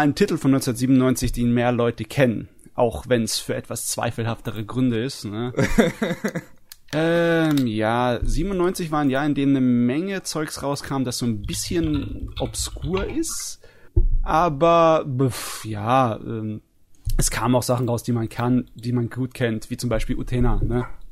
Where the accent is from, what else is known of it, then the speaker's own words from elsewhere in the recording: Germany; bei uns in Deutschland